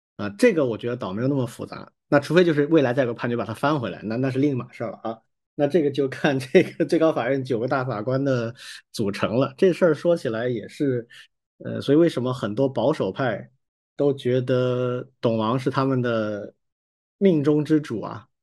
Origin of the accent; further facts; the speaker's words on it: Wuhan, Hubei, China; 我有一个小学加初中的同班同学，也跟我一样都是父母都是武大的，所以我们是一个院子里玩儿长大的